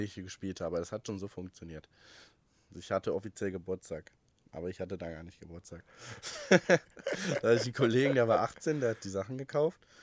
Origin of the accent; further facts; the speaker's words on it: Wolfsburg, Lower Saxony, Germany; in meiner Heimatstadt Wolfsburg damals